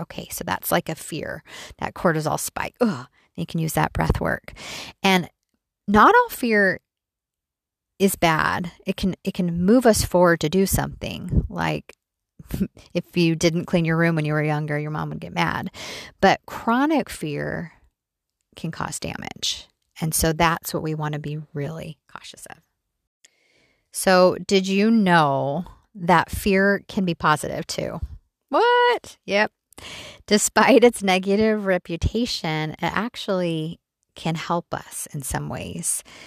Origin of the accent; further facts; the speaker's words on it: Mesa, Arizona, United States; We grew up in Mesa, Arizona